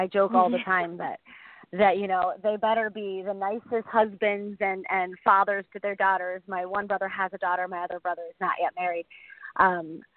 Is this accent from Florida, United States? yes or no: yes; Boca Raton, Florida, United States; also born or lived in Maui, Hawaii; I grew up in Boca Raton, Florida